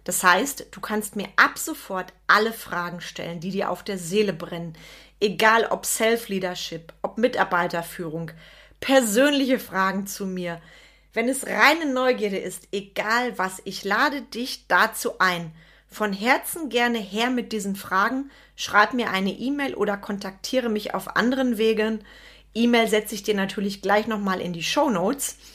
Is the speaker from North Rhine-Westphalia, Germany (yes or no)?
yes; Schönau, North Rhine-Westphalia, Germany; also born or lived in Bonn; Ich bin 1975 in Bonn geboren damals noch Hauptstadt. Vielleicht bin ich auch deswegen so und habe ein bisschen das Talent einer Rheinländerin, ich weiß es nicht. Meine Eltern hat es dann allerdings relativ zügig wieder ins Sauerland verschlagen, ins kleine Dörfchen Schönau.